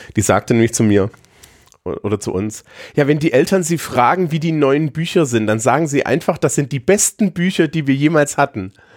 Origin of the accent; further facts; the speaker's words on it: Thuringia, Germany; moved away as an adult; now in Bavaria, Germany; wenn ich in meiner Heimat in Thüringen bin